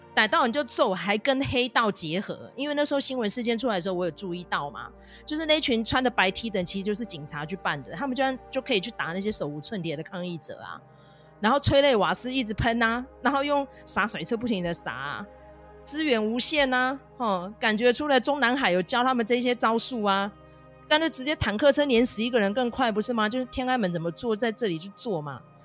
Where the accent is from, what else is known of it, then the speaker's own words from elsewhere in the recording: Taiwan; 身为一个台湾人，自由人，哦，痛恨中共的人